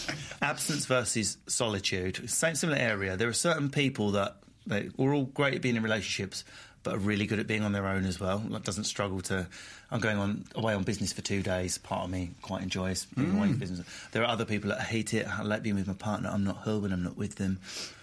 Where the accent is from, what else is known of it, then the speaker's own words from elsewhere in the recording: Isle of Man; I'm from the Isle of Man. It counts.